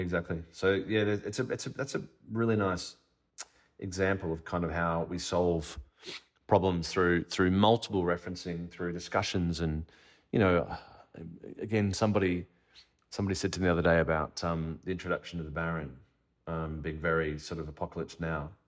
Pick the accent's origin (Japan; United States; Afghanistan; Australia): Australia; As an Australian filmmaker